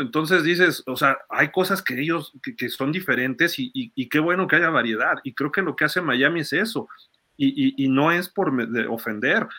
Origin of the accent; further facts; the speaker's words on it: Mexico; Siendo mexicano